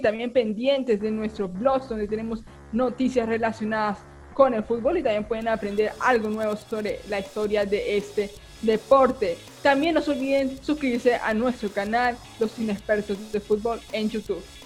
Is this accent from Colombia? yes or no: yes; Colombia; nosotros como, como colombianos